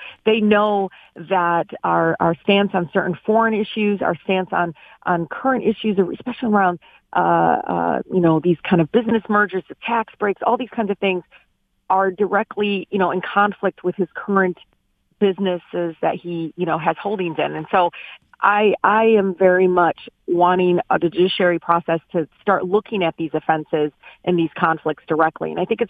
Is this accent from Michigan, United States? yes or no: yes; Detroit, Michigan, United States; growing up in Southwest Detroit